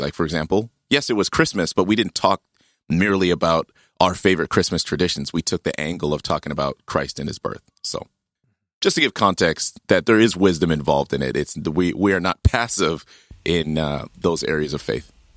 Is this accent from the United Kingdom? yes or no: no; Saskatchewan, Canada; Growing up in, in Saskatchewan